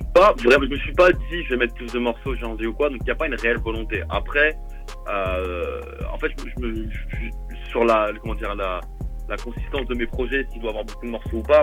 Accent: Vélizy-Villacoublay, Île-de-France, France; also born or lived in Versailles; je suis né à Vélizy, j'ai vécu à Vélizy, mais euh, il n'y a pas d'hôpital dans ma ville

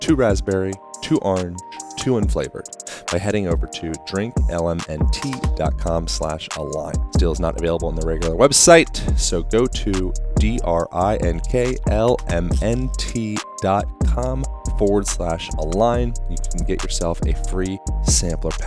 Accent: Lancaster, Pennsylvania, United States; I grew up in Lancaster, Amish country.

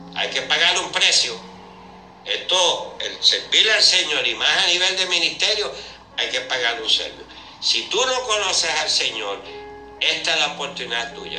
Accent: Puerto Rico; los puertorriqueños

